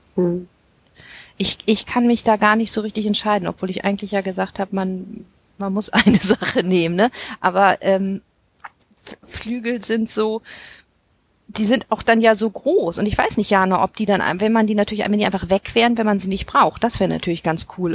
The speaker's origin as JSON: {"language": "German", "region": "Hamburg", "country": "Germany", "said": "als Hamburgerin"}